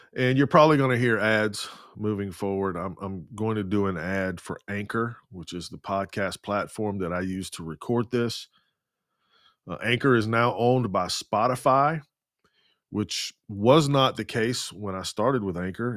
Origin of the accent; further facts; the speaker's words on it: the Bible Belt, United States; being born and raised in the Bible Belt and now living in the capital city of the Bible Belt